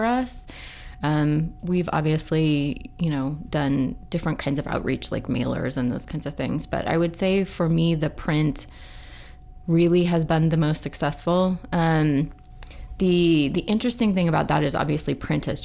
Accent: Idaho, United States; moved away; also born or lived in California / Seattle; born at St. Luke's

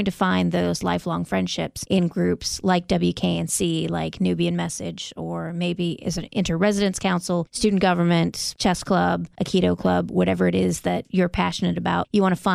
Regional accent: Michigan, United States; now in North Carolina, United States; I'm from Michigan

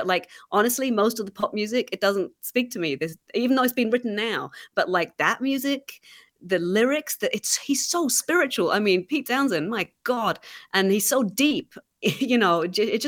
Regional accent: England, United Kingdom; moved away; growing up in England

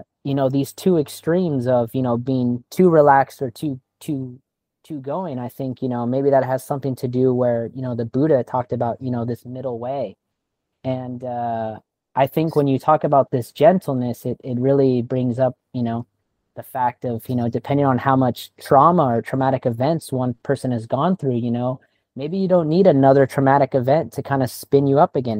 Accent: California, United States; now in Thailand; I'm from California

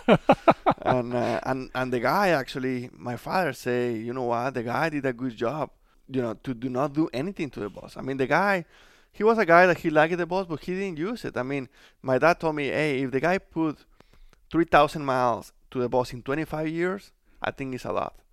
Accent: Mexico; English is a second language; moved away as an adult; now in United States; I was just, you know, trying to make my career in Mexico. But since everything happened early, uh, we decided to move to the United States

